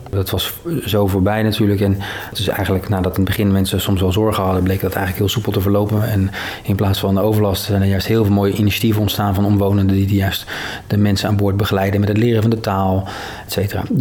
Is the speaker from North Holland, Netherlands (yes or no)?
no; Maassluis, South Holland, Netherlands; Zelf ben ik 43 jaar geleden hier geboren en getogen aan de Merellaan in mijn sluis.